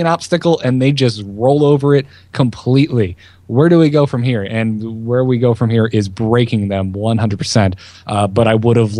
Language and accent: English; the South, United States; I grew up in the South